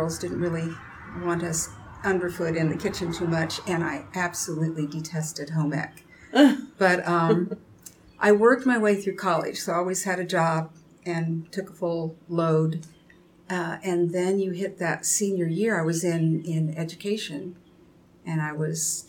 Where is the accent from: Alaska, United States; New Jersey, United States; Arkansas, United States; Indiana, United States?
Indiana, United States; Kokomo; moved away as an adult; now in Saluda, United States; I'm from the Midwest. I was born in Kokomo, Indiana